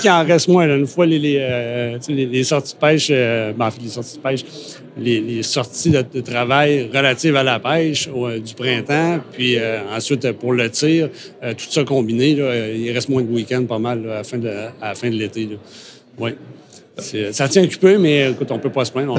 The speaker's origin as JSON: {"language": "French", "area": "Côte-Nord", "region": "Quebec", "country": "Canada", "tie": "born or raised there", "said": "dans mon patelin, là, sur la côte nord"}